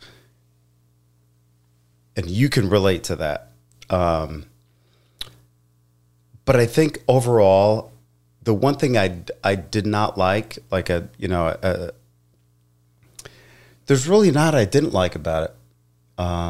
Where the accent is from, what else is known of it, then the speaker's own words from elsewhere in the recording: New Jersey, United States; growing up where I grew up in Jersey